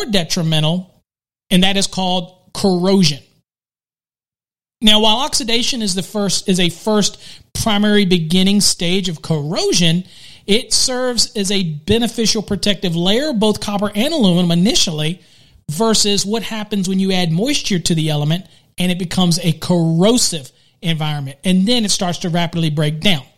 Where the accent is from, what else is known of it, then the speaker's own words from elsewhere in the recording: Virginia, United States; I'm from Virginia